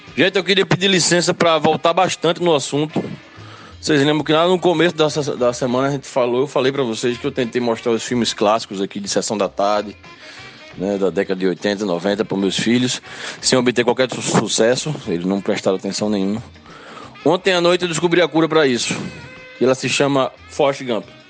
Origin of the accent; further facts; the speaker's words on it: Limoeiro, Pernambuco, Brazil; Limoeiro, minha terra